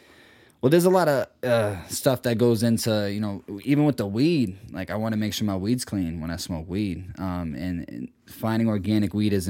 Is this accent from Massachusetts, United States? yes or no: yes; Boston, Massachusetts, United States; also born or lived in Milton, Massachusetts; I was born in Milton. But I was adopted into Dorchester, 6 weeks old.